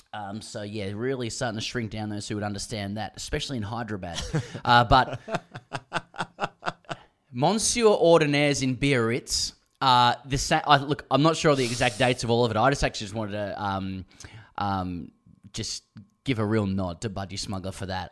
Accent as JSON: {"language": "English", "country": "Australia", "said": "I'm Australian"}